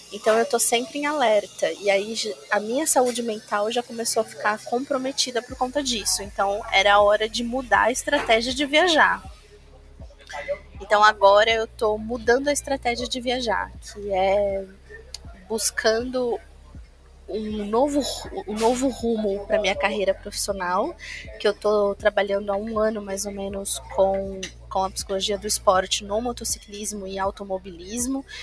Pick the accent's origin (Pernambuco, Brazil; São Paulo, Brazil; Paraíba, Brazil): São Paulo, Brazil; Mirandópolis; born there; Em Mirandópolis. Mirandópolis é na divisa, é, é uma hora da divisa do estado de São Paulo com Mato Grosso do Sul.